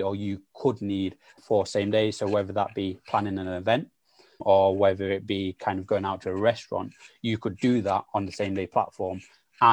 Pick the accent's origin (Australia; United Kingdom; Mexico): United Kingdom; Sheffield, Yorkshire and the Humber; also born or lived in South London; I'm from Sheffield, and yes, I've grown up in, again, one of the poorest parts of Sheffield